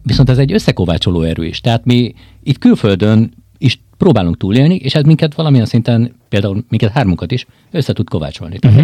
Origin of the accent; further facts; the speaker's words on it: Hungary; moved away; én onnét jöttem, tudom, hogy én Nekem a gyökerem ott